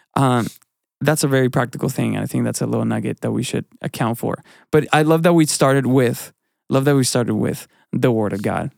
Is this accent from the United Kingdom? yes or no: no; Mexico; now in United States; I grew up in a, in a culture in, in Mexican church